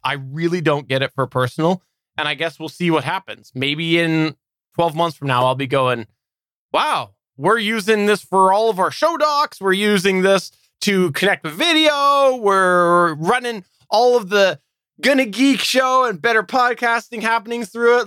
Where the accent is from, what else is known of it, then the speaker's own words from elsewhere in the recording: Canada; I am Canadian